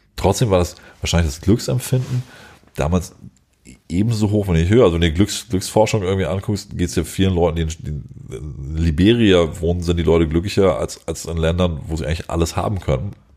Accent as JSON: {"language": "German", "country": "Germany", "said": "wir als Deutsche"}